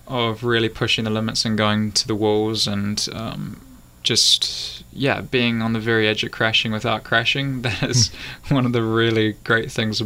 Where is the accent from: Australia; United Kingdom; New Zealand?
New Zealand; moved away; also born or lived in Europe; I'm a Kiwi